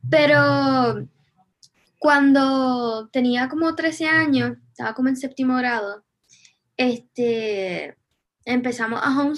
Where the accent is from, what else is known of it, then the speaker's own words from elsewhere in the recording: Vega Baja, Puerto Rico; Sí, pues yo soy de Vega Baja, pero no viví aquí toda mi vida. Me mudé a Puerto Rico a los siete años porque mi papá es militar y pues moved around un poquito hasta tenía siete años